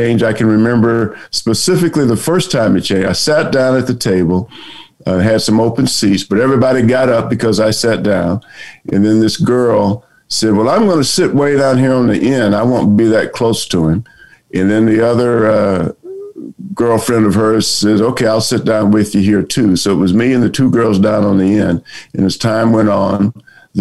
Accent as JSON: {"language": "English", "town": "Orangeburg", "region": "South Carolina", "country": "United States", "tie": "born or raised there", "moved": "as an adult"}